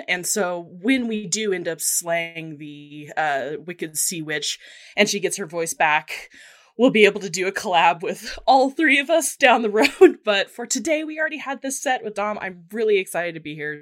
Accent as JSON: {"language": "English", "country": "United States", "accent": "American", "said": "as you can tell by my accent, I'm American"}